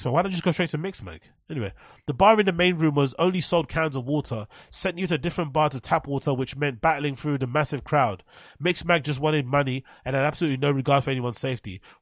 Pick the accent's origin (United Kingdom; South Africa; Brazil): United Kingdom; London; As a Londoner, I never go to E1 for a night out as I just can't trust it and it won't be the same.